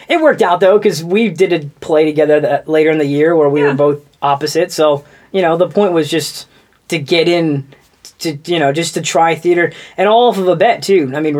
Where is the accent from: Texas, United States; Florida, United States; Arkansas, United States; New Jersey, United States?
Texas, United States; Houston; also born or lived in Tampa; So I was born in Tampa, and then... my dad got transferred to Houston with his job.